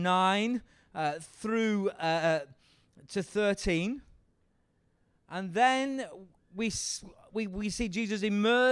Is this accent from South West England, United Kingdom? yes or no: no; Yorkshire and the Humber, United Kingdom; I'm from Yorkshire